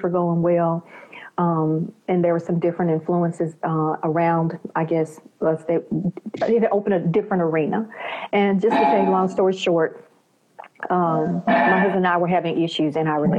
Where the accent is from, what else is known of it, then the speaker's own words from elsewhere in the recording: Memphis, Tennessee, United States; I'm from the United States, and I'm from this southern region, Memphis, Tennessee area